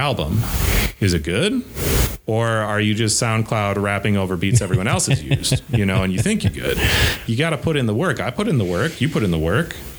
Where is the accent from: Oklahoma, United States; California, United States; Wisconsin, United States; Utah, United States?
Wisconsin, United States; Eau Claire; also born or lived in Burnsville, Minnesota; I love my hometown.